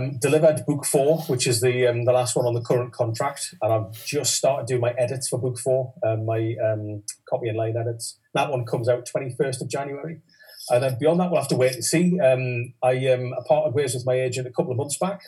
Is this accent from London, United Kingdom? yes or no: no; Newcastle upon Tyne, North East England, United Kingdom; that's obviously my hometown festival